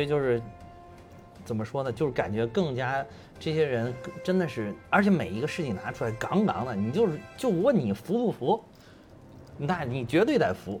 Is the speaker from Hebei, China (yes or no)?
no; Beijing, China; also born or lived in Henan; 从小学、初中、高中，一直上大学都在北京了